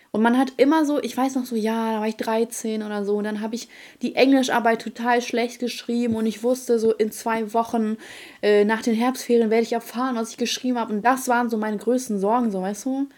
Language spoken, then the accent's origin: German; Ukraine; moved away; ich komme aus der Ukraine